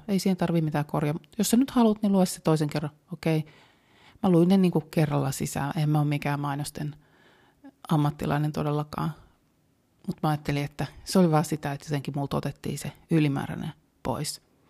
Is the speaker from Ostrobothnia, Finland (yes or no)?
no; Helsinki, Uusimaa, Finland; Mä oon helsinkiläinen